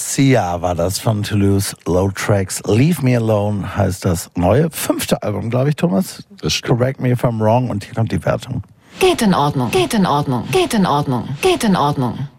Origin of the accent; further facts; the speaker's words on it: Rhineland, Germany; ich komme ja aus dem Rheinland